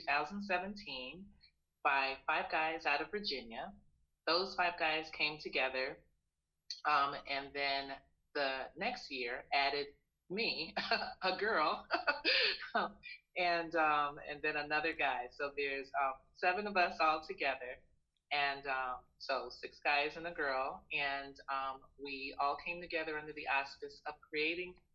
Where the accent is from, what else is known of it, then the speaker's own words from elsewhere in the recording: Panama; now in United States; for me, growing up in Panama